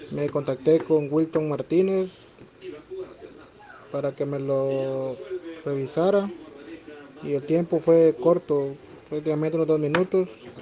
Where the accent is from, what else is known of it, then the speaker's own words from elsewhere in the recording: Guatemala; soy de Guatemala.